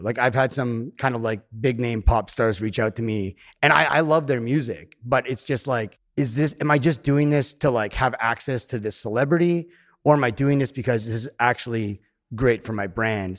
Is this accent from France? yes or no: no; Canada; I live in the woods in my hometown